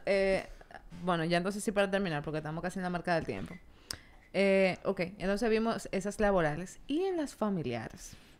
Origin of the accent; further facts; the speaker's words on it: Dominican Republic; en nuestra cultura como dominicana